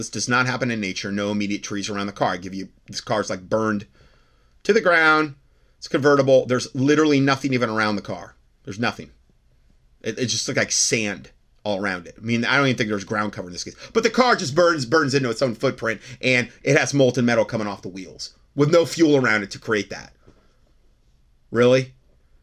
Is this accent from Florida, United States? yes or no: yes; Cape Coral, Florida, United States; also born or lived in Ohio / Fort Myers, Florida; I grew up in Cape Coral, Florida, Southwest Florida